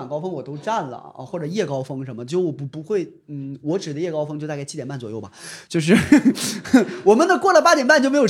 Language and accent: Chinese; Northeast China, China; 就是我老家我都很很难想象，就是他们上班到底是怎么上的啊？亦或是我老家因为在东北嘛啊，你也知道可能没什么班儿了已经，